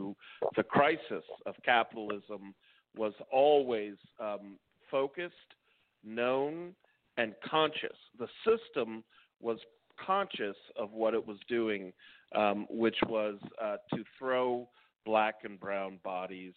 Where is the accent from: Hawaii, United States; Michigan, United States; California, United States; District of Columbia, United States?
District of Columbia, United States; Washington; also born or lived in New York City, New York; I was born in New York City in the late 60s and then lived around Washington, D.C. in the late 70s as a young man and 1980s